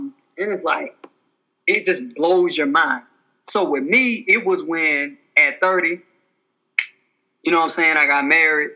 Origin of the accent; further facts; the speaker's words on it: Alabama, United States; I'm from Alabama